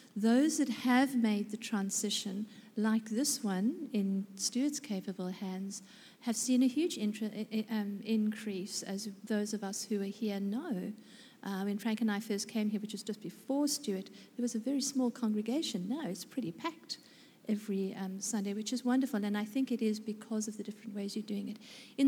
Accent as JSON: {"language": "English", "country": "South Africa", "moved": "yes", "lives_now": "Australia", "said": "in my 6 years that I've been in Australia, because I was in South Africa prior to that, surprisingly, by my accent"}